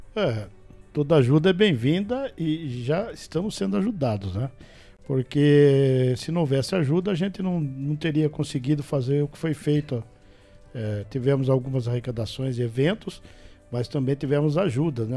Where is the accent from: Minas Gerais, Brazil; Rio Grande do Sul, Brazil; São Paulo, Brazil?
São Paulo, Brazil; Botucatu; eu sou nascido e criado em Rubião.